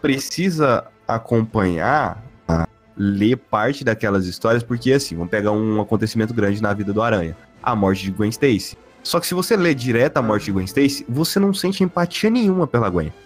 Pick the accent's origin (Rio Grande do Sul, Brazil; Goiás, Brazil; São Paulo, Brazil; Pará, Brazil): Goiás, Brazil; a gente nasceu no Brasil pobre fudido